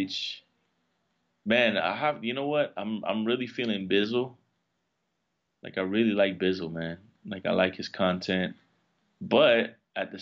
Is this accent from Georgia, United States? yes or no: no; Miami, Florida, United States; I'm from Miami